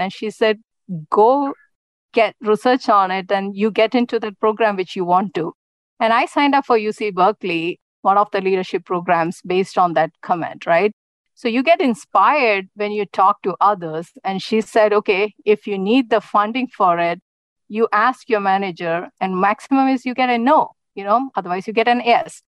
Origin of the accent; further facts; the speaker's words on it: India; moved away as an adult; now in United States; as a child, I grew up in India